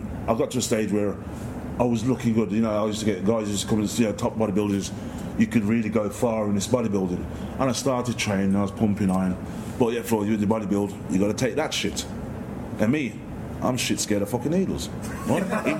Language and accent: English; Handsworth, West Midlands, United Kingdom; when I was about 7-8 years old, because I'm from Handsworth. So in Handsworth, we had two cinemas.